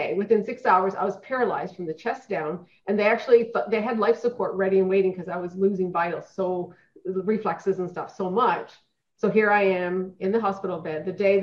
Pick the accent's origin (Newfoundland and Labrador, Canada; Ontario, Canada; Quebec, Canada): Newfoundland and Labrador, Canada; now in Edmonton, Canada; I was born and raised in Newfoundland